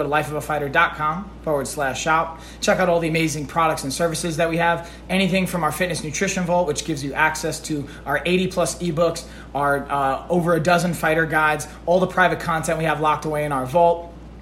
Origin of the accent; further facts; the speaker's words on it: Long Island, New York, United States; also born or lived in Brooklyn, New York; I'm from Long Island myself, originally Brooklyn, but mostly I grew up on Long Island